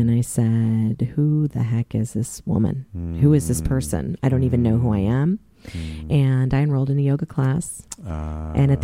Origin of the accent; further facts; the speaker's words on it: Mount Vernon, Virginia, United States; I grew up in the Washington, D.C. area in Mount Vernon, in particular